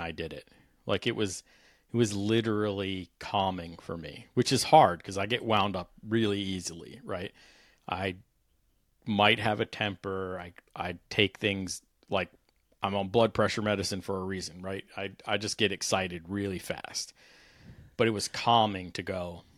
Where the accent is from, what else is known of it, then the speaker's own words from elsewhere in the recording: Washington, District of Columbia, United States; I grew up riding motorcycles around the Capital Beltway in D.C.